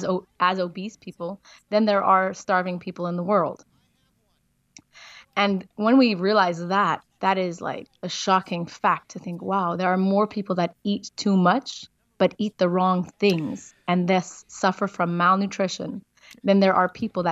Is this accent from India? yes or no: no; Israel; also born or lived in South Africa; now in Portugal; And I'm not an American. I am from Israel and South Africa. I live in Portugal, which is beautiful.